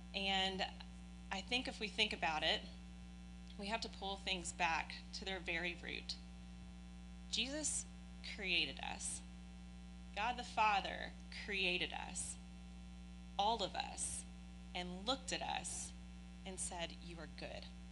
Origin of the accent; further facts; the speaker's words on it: Oldham County, Kentucky, United States; also born or lived in Prospect, Kentucky / Shelby Park, Louisville; now in Louisville, United States; spent my entire childhood out in Oldham County um, which we all know is a very wealthy land. Um, and so I was raised there.